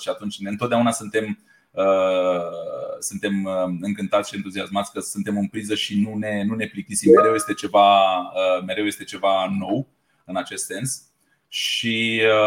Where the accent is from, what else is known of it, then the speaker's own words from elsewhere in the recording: Romania; ca și români cum suntem.